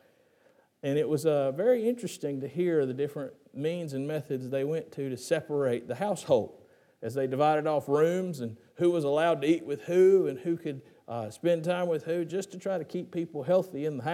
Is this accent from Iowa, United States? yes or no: no; Gastonia, North Carolina, United States; my hometown of Gastonia